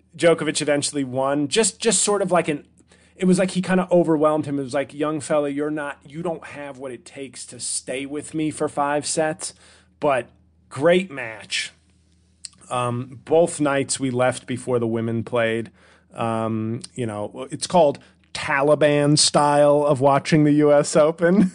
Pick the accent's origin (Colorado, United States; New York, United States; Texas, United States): New York, United States; New York City; I was born in Washington Heights at Columbia Presbyterian.